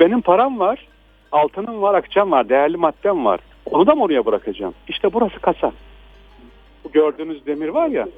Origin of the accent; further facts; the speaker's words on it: Aksaray, Aksaray Province, Turkey; ben de Aksaraylıyım.